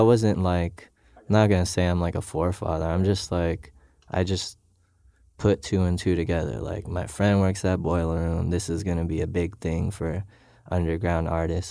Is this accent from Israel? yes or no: no; Philippines; moved away as an adult; now in Los Angeles, United States